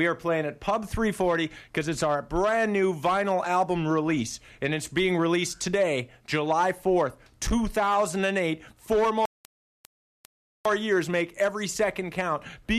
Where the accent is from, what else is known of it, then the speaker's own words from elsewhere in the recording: Fort St. John, British Columbia, Canada; No, we're from Fort St. John, BC, northern tip of British Columbia. Northern tip, man.